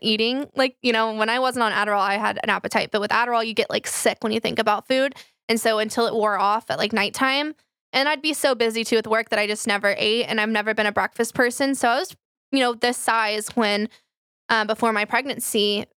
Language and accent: English; Flower Mound, Texas, United States; I grew up in Flower Mound